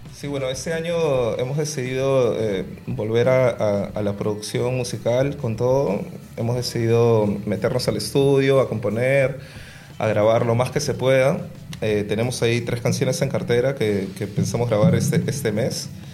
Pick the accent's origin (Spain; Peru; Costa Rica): Peru; Lima; yo vengo de La Victoria, que es un barrio donde, donde hay mucha cultura afroperuana